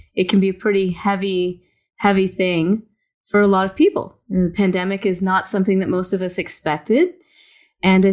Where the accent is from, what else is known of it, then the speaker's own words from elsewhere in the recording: the South, United States; I grew up in the South and all my friends were Baptist